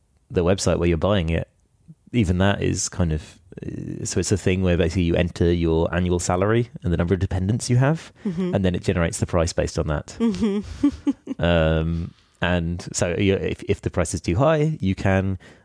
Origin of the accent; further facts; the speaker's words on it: London, United Kingdom; I am actually from London